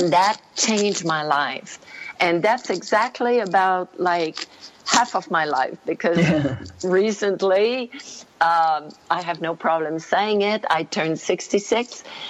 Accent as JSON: {"language": "English", "country": "Canada", "also_born_or_lived": "Quebec", "moved": "yes", "lives_now": "Costa Rica", "said": "And no, I'm French Canadian."}